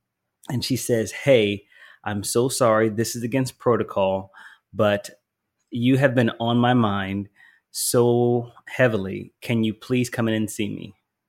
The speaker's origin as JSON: {"language": "English", "region": "the South", "country": "United States", "also_born_or_lived": "Philadelphia, Pennsylvania", "said": "I am Southern. Even though I was born in Philly, I'm a Southerner, so I can talk."}